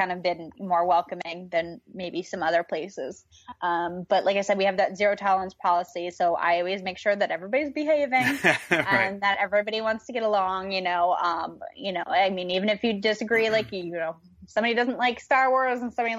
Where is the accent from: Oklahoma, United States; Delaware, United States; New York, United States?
New York, United States; now in California, United States; I'm originally from New York